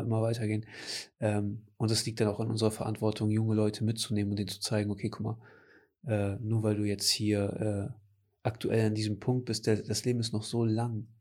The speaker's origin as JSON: {"language": "German", "town": "Cuxhaven", "region": "Lower Saxony", "country": "Germany", "said": "Und ich habe gesagt, ja, aus Cuxhaven"}